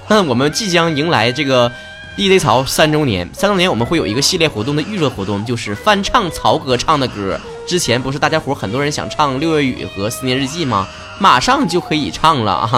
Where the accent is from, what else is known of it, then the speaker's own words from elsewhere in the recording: Northeast China, China; accent: Northeastern Mandarin (东北话); 我们平时每次吧，在外面跟别人说东北话的时候